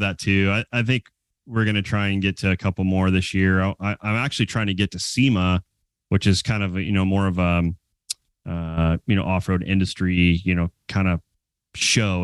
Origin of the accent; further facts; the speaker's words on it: California, United States; moved away as an adult; also born or lived in Prescott, Arizona / Big Bear Lake, California; now in Arizona, United States; I was born in in Prescott, Arizona, and then my parents moved us to California, and then I moved back to Arizona three years ago